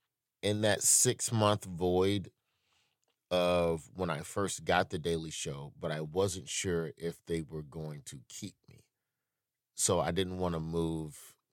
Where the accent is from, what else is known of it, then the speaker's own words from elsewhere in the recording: Southern United States, United States; now in New York, United States; It's weird. I'm still a Southerner.